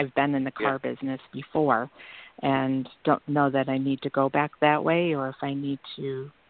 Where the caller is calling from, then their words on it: Illinois, United States; I'm calling from Mooney, Illinois.